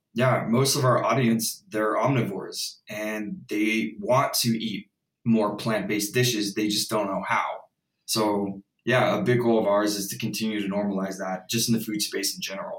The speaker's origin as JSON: {"language": "English", "town": "Houston", "region": "Texas", "country": "United States", "said": "I'm from Houston"}